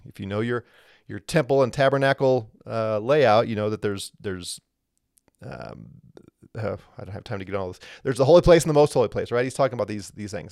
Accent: Missouri, United States; moved away; I'm originally from Missouri, the Show Me State.

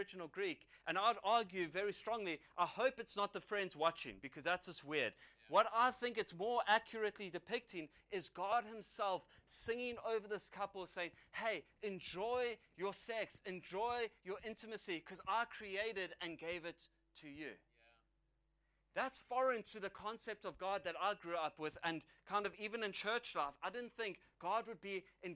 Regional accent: South Africa; an Irish young man from South Africa.

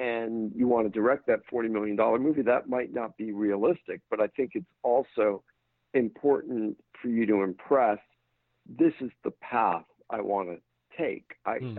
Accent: England, United Kingdom; I grew up in England. Chelsea is my football team.

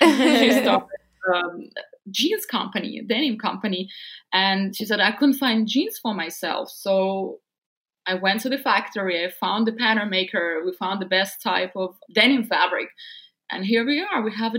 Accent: Siberia, Russia; English is a second language; Because growing up in Siberia, I couldn't find a lot of things for myself.

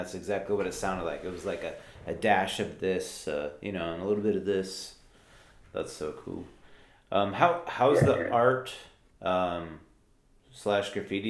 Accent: Fort Myers, Florida, United States; Born and raised in Fort Myers, Florida, so going to Disney World was kind of like a just a ritual every summer.

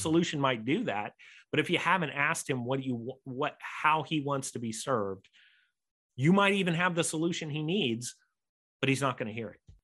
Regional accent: United States; accent: American; I'm an American, you might know by my accent

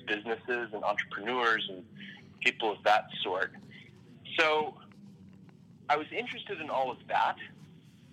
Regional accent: Atlanta, Georgia, United States; also born or lived in Boston, Massachusetts; now in Baltimore, United States; I'm originally from Atlanta, Georgia

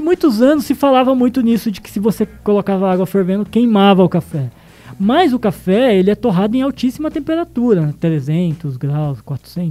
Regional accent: Londrina, Paraná, Brazil; eu sou de Londrina, nascida em Londrina

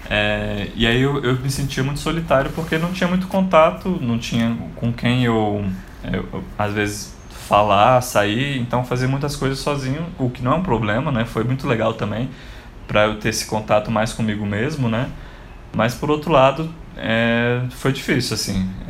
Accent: Brasília, Federal District, Brazil; como eu sou de Brasília, apesar de ter morado em vários outros cantos, a minha família é toda daqui.

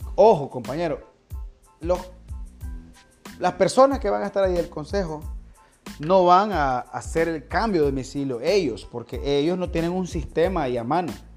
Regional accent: Nicaragua; todos nosotros como nicaragüenses, los nicaragüenses que estamos habilitados para votar

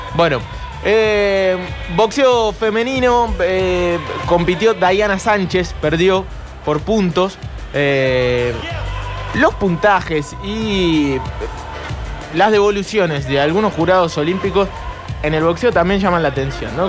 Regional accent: Argentina; somos argentinos

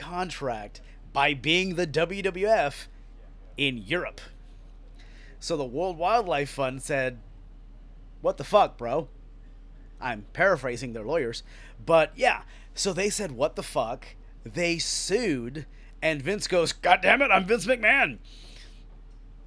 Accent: United States; I'm American

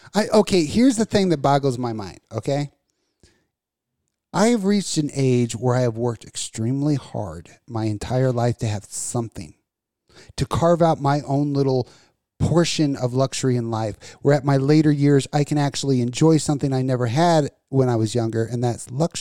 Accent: Las Vegas, Nevada, United States; I grew up in Vegas.

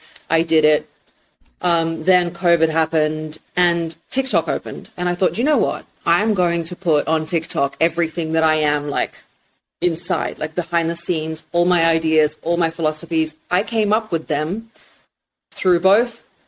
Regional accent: England, United Kingdom; also born or lived in Russia; from 5 years old, I grew up in England, and I'm very, very British

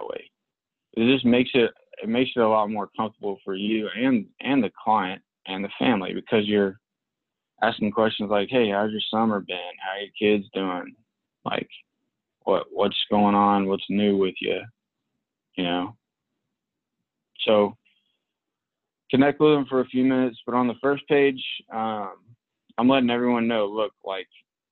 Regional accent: Palestine; moved away; I grew up in Palestine

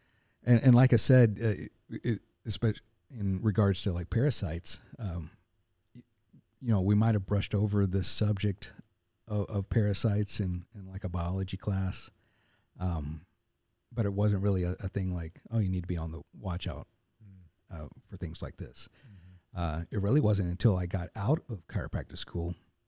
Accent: Arkansas, United States; also born or lived in Murfreesboro, Tennessee; now in Nashville, United States; I was born in Murfreesboro, grew up in Northeast Arkansas, but we were my whole time growing up. We always came back to Middle Tennessee, and so for me, this felt like coming home.

